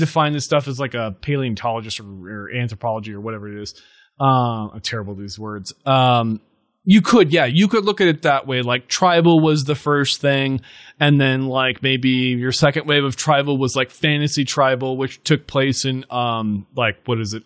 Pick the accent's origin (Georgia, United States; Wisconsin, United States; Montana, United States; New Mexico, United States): Montana, United States; we grew up in Montana